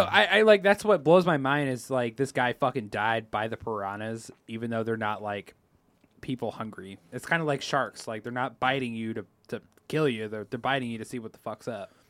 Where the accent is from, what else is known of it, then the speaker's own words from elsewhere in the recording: United States; we're from America